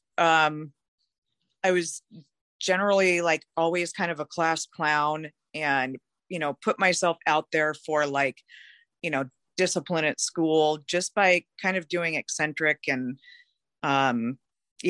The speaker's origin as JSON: {"language": "English", "town": "Seattle", "region": "Washington", "country": "United States", "tie": "born or raised there", "said": "I was born and raised in Seattle, Washington"}